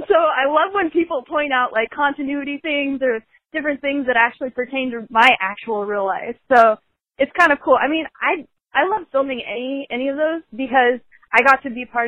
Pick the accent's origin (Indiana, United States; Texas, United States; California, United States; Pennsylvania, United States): Indiana, United States; moved away; I'm actually originally from Indiana, little farm girl